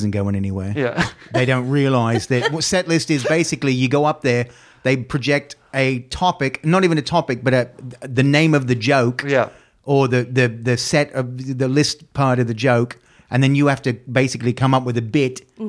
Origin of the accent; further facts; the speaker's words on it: Australia; moved away; I'm Australian, I've never performed in the Australian scene.